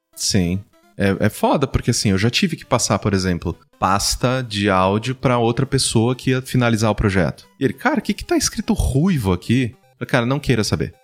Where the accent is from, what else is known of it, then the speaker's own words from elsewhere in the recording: Mococa, São Paulo, Brazil; now in São Paulo, Brazil; Vim do interior, eu sou do interior de São Paulo, né? Sou de Mococa